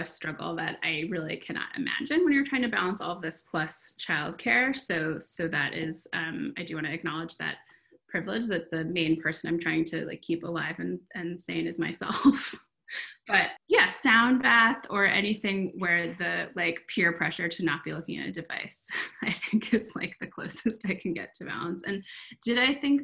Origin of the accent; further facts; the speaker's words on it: Vermont, United States; I grew up in Vermont, and I am in Vermont now